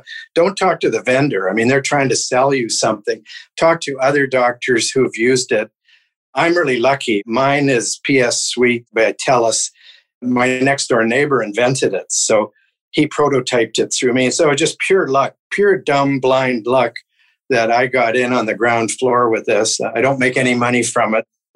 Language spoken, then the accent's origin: English; Canada; us as Canadian doctors.